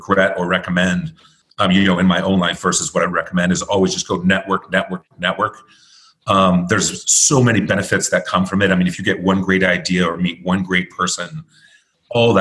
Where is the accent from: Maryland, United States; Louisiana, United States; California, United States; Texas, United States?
California, United States; moved away; I grew up in California